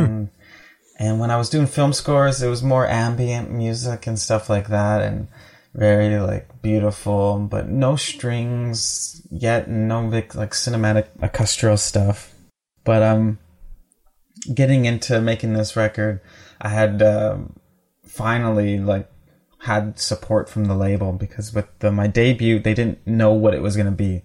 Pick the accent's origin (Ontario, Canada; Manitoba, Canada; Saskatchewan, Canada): Manitoba, Canada; Winnipeg; I grew up in the North End.